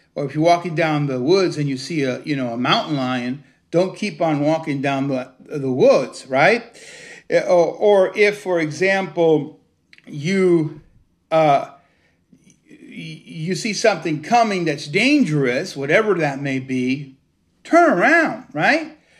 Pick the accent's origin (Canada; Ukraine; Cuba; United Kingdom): Cuba; also born or lived in United States; now in Connecticut, United States; I wasn't born in the United States, I was born in Cuba